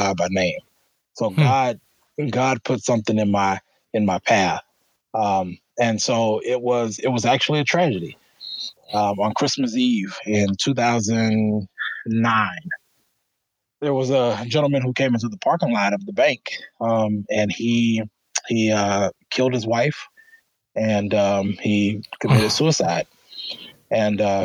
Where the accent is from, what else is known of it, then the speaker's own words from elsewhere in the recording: Alexandria, Louisiana, United States; moved away as an adult; now in Sioux Falls, United States; I grew up in Louisiana, and I really didn't have much opportunity in the community that I grew up